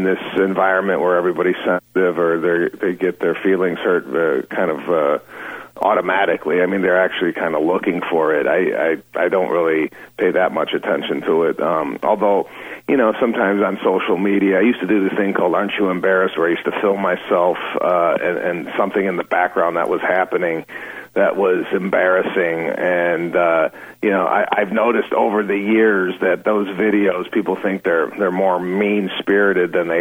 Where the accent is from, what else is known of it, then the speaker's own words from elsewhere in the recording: Arlington Heights, Illinois, United States; moved away as an adult; also born or lived in DeKalb, Illinois / Los Angeles; I grew up in the northwest suburbs, Arlington Heights